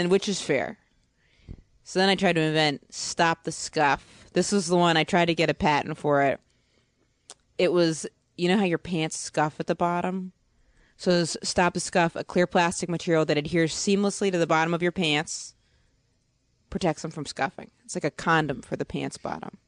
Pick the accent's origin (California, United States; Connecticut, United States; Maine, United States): Maine, United States; moved away as an adult; also born or lived in Boston; I'm from Maine, but then I went to college in Boston.